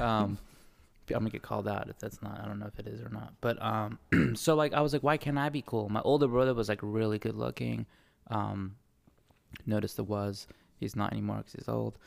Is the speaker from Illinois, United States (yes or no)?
no; Bay Area, California, United States; accent: New Zealand; also born or lived in New Zealand; I grew up in the Bay Area, um, very diverse, I'm lucky to have grown up there